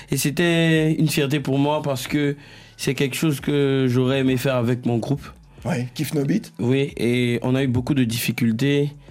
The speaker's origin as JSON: {"language": "French", "region": "Abidjan", "country": "Côte d’Ivoire", "said": "chez nous à Bidjan"}